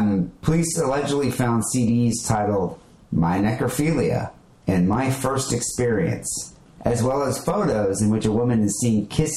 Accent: Belgium; …, a light bulb counter guy, like Wacker, but I'm from Belgium.

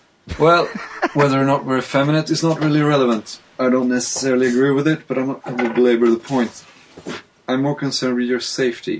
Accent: Sweden; accent: Swedish; English is a second language; I'm a listener from Sweden.

